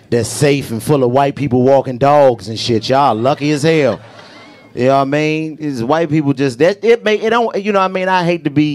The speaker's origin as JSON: {"language": "English", "town": "Washington", "region": "District of Columbia", "country": "United States", "tie": "born or raised there", "said": "I'm from Washington, D.C., for anybody who didn't know. You know what I'm saying? Born and raised, really born and raised in the city."}